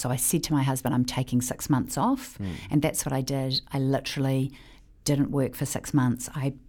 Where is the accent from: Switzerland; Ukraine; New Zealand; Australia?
New Zealand; I'm a New Zealander.